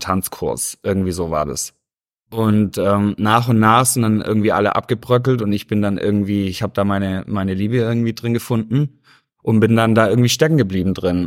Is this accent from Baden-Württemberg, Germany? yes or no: yes; Stuttgart, Baden-Württemberg, Germany; moved away as an adult; now in Los Angeles, United States; Ich bin äh, aufgewachsen, also geboren in Stuttgart, mhm. bin auch aufgewachsen und ähm, ja, bin, bin Schwabe durch und durch.